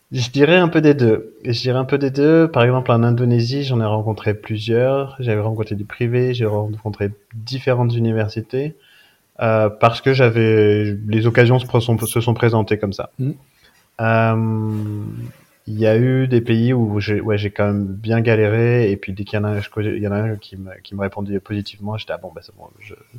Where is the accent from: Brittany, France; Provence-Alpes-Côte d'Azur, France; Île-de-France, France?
Provence-Alpes-Côte d'Azur, France; Briançon; also born or lived in Louvain-la-Neuve, Belgium; je suis euh, briançonnais, je viens de Briançon dans les, euh, dans les Hautes-Alpes. Donc euh, petite, petite ville près des stations de ski, j'ai grandi là-bas